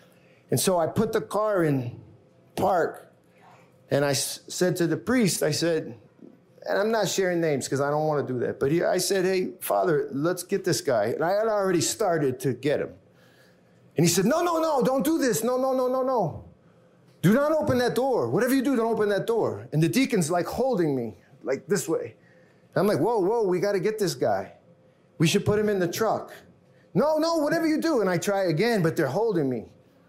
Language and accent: English; Bronx, New York, United States; Harlem, raised in the Bronx. I'm a white dude from wherever, I don't know. I say New York. I identify as a New Yorker.